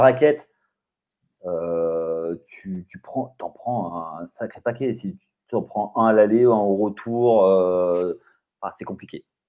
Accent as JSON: {"language": "French", "country": "France", "said": "je ne m'en rends pas compte en tant que Français"}